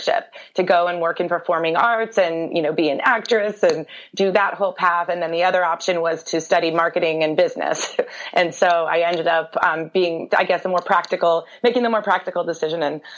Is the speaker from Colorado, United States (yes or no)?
yes; Durango, Colorado, United States; I grew up in Colorado, and I went to school at Durango High School, which is down in Southwest Colorado